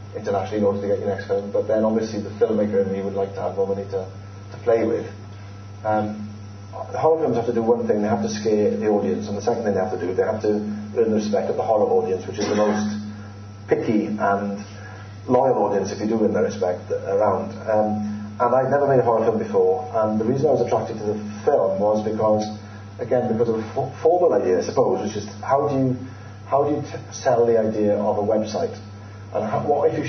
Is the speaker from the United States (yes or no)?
no; Wales, United Kingdom; I'm Welsh